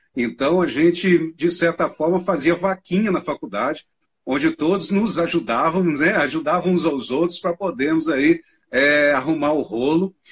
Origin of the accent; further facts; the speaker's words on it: Manhuaçu, Minas Gerais, Brazil; moved away as an adult; now in Uberlândia, Brazil; Eu sou do interior, bem no interiorzão aqui de Minas Gerais, uma cidade que fica na região leste do estado, chama mãe Manhuaçu, né, a minha cidade